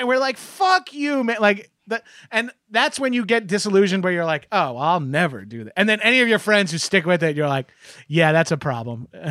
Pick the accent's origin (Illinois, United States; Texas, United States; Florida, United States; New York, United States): New York, United States; Freeport; also born or lived in Belmore, New York; I grew up in Freeport